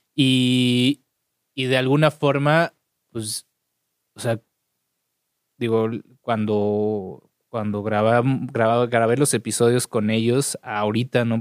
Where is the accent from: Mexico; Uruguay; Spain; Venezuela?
Mexico; Mexico City; soy chilango.